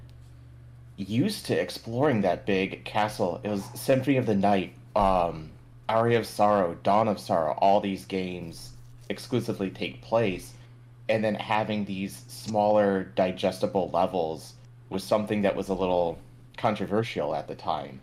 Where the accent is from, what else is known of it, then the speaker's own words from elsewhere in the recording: Michigan, United States; growing up in Michigan, there's approximately 2,000 lighthouses